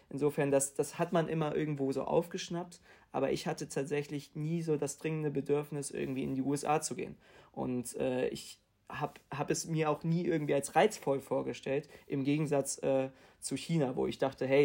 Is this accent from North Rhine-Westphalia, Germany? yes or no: no; Hamburg, Germany; ich komme aus Hamburg